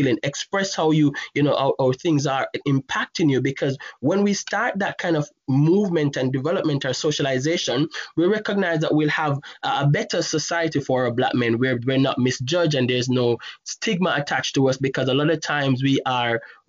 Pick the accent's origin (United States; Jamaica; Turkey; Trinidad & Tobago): Jamaica; moved away; growing up in Jamaica